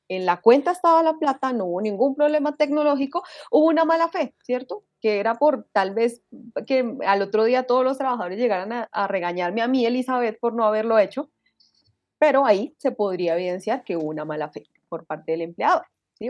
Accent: Colombia; yo, como bueno colombiano

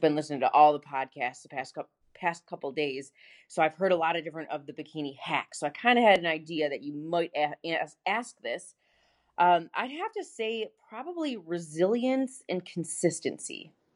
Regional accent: Buffalo, New York, United States; moved away as an adult; now in Gainesville, United States; I'm originally from Buffalo, New York, and I moved to Gainesville, Florida in two thousand thirteen

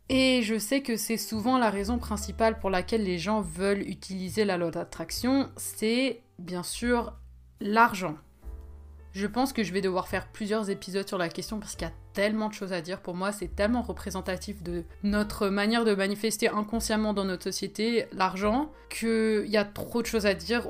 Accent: Switzerland; moi je suis pas française, je suis suisse

